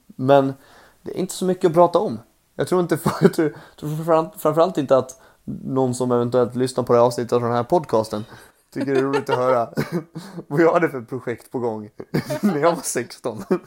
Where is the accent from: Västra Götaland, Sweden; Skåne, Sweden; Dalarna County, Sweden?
Dalarna County, Sweden; Borlänge; also born or lived in Mora; det är där jag växte upp, i Borlänge. Men mm. jag började min resa i Mora